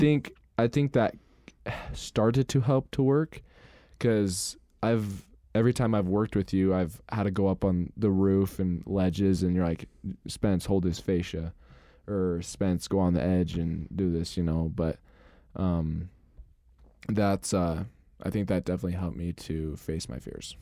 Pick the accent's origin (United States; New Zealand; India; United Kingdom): United States; Rexburg, Idaho; also born or lived in Montana; I was born in Rexbur-, in Idaho, in Rexburg, and then I moved to Montana for, like, six years, and then we came back